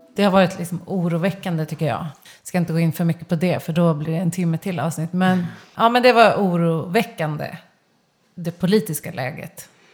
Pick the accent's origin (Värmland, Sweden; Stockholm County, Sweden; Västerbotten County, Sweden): Stockholm County, Sweden; Stockholm; also born or lived in Kungsholmen / Solna / Spain / Södermalm; jag är uppvuxen i Kista, jag har gått i Tensta gymnasium